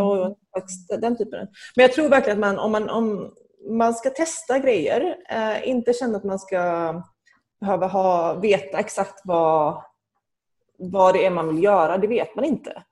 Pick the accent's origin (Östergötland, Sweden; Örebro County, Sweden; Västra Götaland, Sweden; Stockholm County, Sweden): Västra Götaland, Sweden; Gothenburg; moved away as an adult; now in Geneva, Switzerland; jag växte upp i Angered.